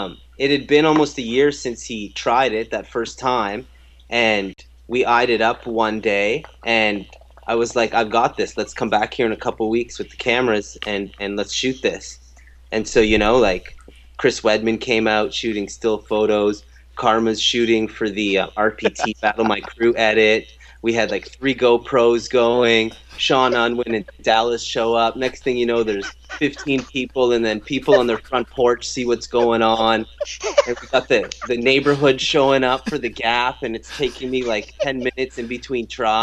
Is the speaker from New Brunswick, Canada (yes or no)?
no; Guelph, Ontario, Canada; I was born in Toronto, but I grew up close to Guelph.